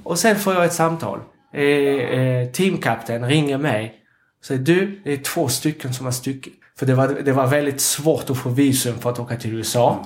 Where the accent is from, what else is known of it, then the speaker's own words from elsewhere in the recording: Capbreton, Nouvelle-Aquitaine, France; Swedish is a second language; now in Sweden; när jag växte upp i Sablett